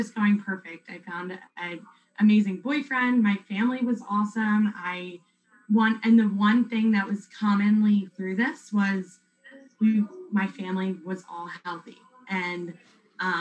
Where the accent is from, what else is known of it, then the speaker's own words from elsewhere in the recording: West Chester, Pennsylvania, United States; I'm from Westchester, Pennsylvania, so a little bit further from you